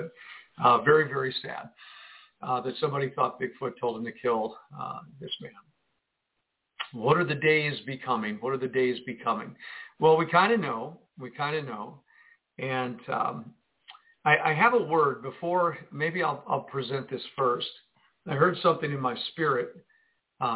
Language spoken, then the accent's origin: English; Jersey City, New Jersey, United States; I come from Jersey City